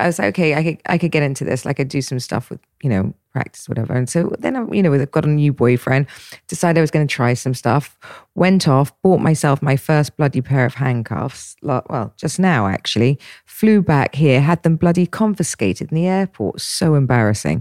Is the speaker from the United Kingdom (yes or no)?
yes; England, United Kingdom; I'm English.